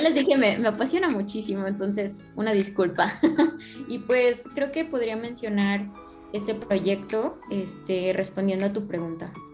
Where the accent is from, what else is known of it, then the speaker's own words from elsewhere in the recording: León, Guanajuato, Mexico; moved away as an adult; now in Puebla, Mexico; soy originario de León, pero pues bueno, mi carrera la estoy estudiando en otro lado